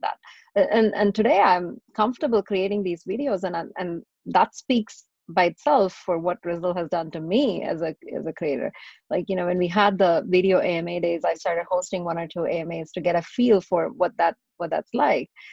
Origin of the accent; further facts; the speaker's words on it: Chennai, Tamil Nadu, India; moved away as an adult; also born or lived in Texas, United States; now in United States; I was born and raised in India. And for the better part of my teenage years and, and stuff, I grew up in South India in a city that it's now called Chennai